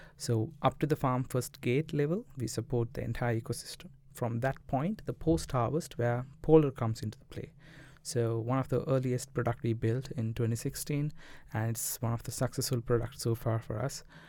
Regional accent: Colombo, Western Province, Sri Lanka; moved away as an adult; also born or lived in Jaffna; I was, uh, from Colombo, studied in Bamlupiti, Indu, and I switched to Jaffna University for computer science

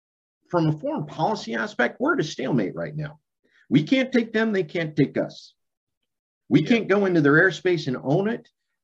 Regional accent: Boise, Idaho, United States; So why is it wrong for me to identify as a Boisean before I identify as an American?

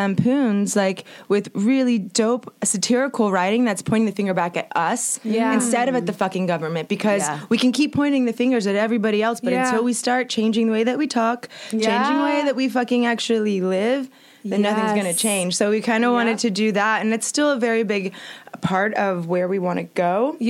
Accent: Tampa, Florida, United States; Tampa, Florida.

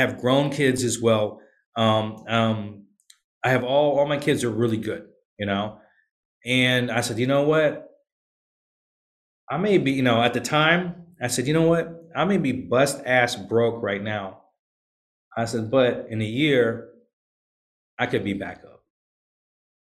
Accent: Virginia, United States; also born or lived in Okinawa, Japan / Philippines / California / Florida; now in Atlanta, United States; I grew up in Virginia, but I've been all around the world. I'm in Atlanta now.

